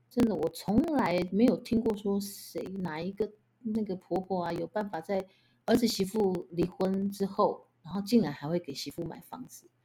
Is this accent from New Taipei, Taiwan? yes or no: yes; Banqiao, New Taipei, Taiwan; moved away as an adult; 我从小在板桥长大，然后我嫁到了台北